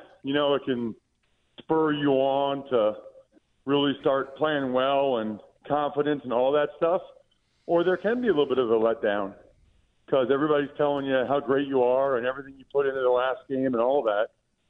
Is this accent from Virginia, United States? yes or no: no; Pennsylvania, United States; I'm from Eastern Pennsylvania, or yeah. East Central Pennsylvania